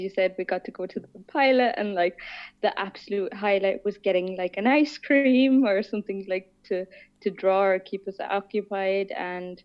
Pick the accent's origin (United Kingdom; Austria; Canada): Austria; Vienna; moved away; also born or lived in Ireland / Australia / Stockholm, Sweden; I was born in Vienna. I grew up just outside Vienna and I lived there for 10